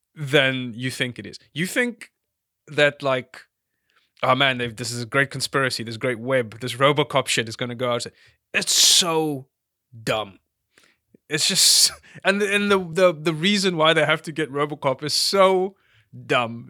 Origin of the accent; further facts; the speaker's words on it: South Africa; I'm a South African